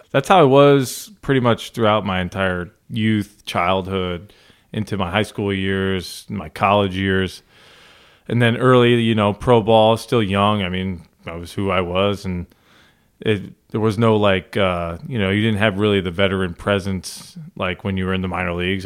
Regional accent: Northeast, United States; I grew up in the Northeast

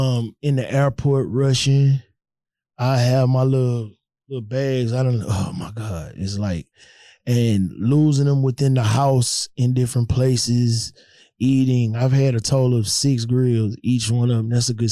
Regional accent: Houston, Texas, United States; I'm from Houston. I'm a Houston rapper, but I don't sound like I'm from Houston.

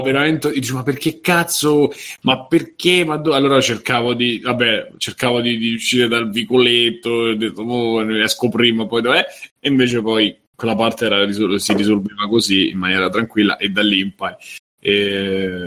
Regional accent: Rome, Lazio, Italy; da romano

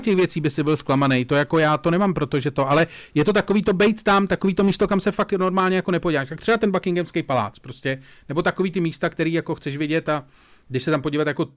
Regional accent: Czechia; já jsem přízemní Čech

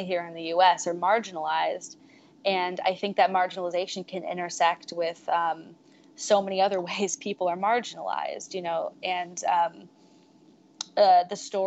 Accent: Silicon Valley, California, United States; I'm from Silicon Valley

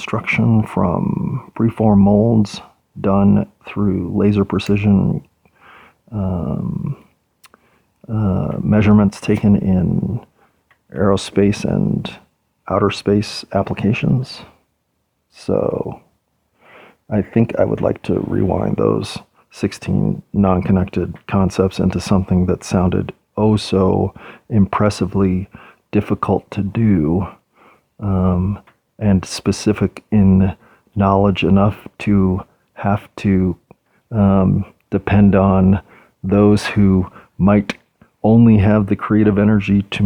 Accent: United States; as an American

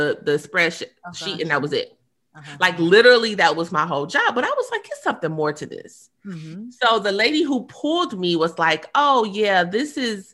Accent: Indiana, United States; I'm from Indiana

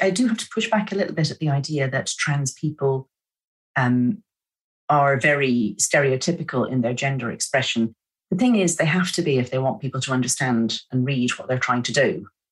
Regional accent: Ireland; moved away; also born or lived in São Paulo, Brazil; I'm Irish.

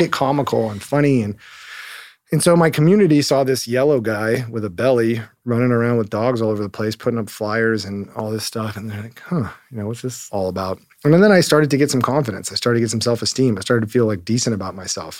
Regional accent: Hermosa Beach, California, United States; I grew up in Hermosa Beach, California, so just down the road, one square mile beach town

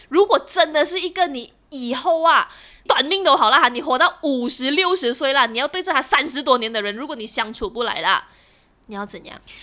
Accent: Malaysia; 我们马来西亚华人

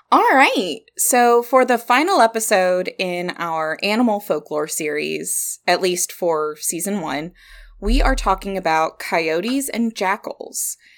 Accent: Kentucky, United States; accent: southern; we're from Kentucky.

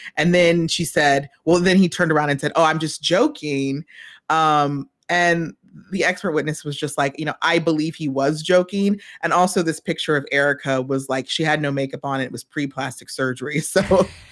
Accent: New York, United States; I am from New York.

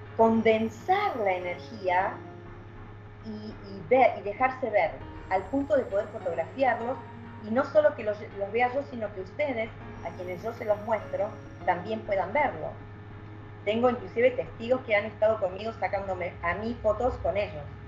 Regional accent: Argentina; trabajamos acá en equipo en, Argentina

